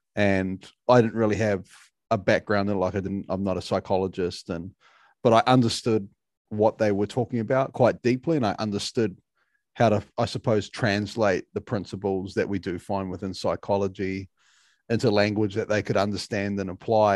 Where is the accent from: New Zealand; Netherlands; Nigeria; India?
New Zealand; being a Kiwi